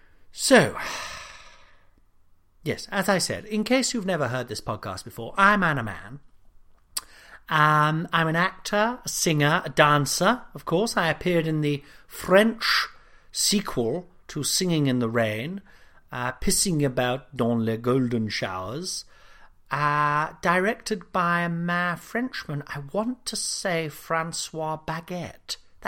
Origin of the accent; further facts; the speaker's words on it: Nottingham, East Midlands, United Kingdom; Because I'm from Nottingham, I've never managed to properly pronounce the U sound, you know.